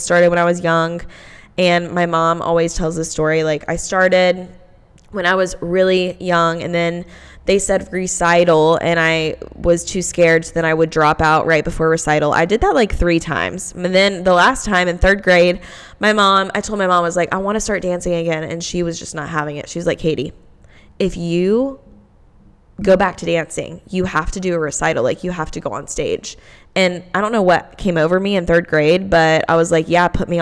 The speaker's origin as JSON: {"language": "English", "town": "Kernersville", "region": "North Carolina", "country": "United States", "tie": "born or raised there", "said": "where I grew up in Kernersville"}